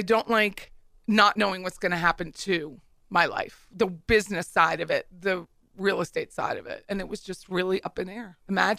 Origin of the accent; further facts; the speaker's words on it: Pennsylvania, United States; now in Florida, United States; I come from Pennsylvania, which is a commonwealth.